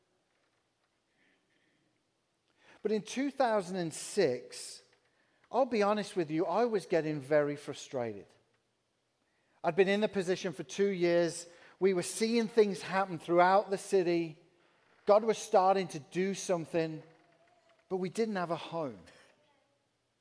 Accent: England, United Kingdom; accent: English; moved away as an adult; now in Peoria, United States; I'm from England.

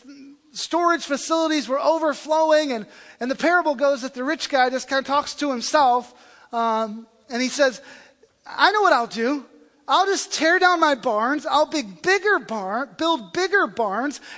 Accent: the South, United States; I come from the South

